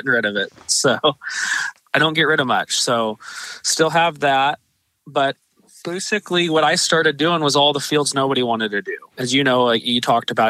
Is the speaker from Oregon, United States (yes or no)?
yes; Eugene, Oregon, United States; I grew up in Eugene, Oregon, which is just south of Junction City, about 10 or 15 miles